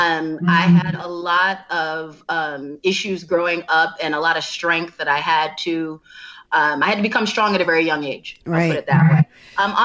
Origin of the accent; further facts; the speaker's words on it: Downers Grove, Illinois, United States; also born or lived in Chicago; I grew up in Donner's Grove, Illinois